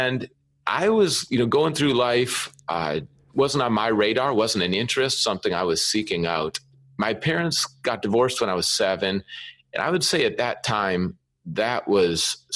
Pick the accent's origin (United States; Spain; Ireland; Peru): United States; Minnesota; also born or lived in California; now in Seattle, United States; I grew up in Minnesota